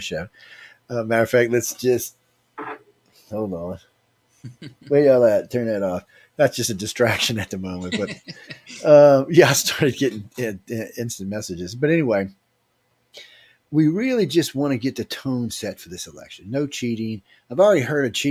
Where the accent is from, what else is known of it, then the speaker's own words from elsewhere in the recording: New Orleans, Louisiana, United States; I'm from New Orleans on the Gulf Coast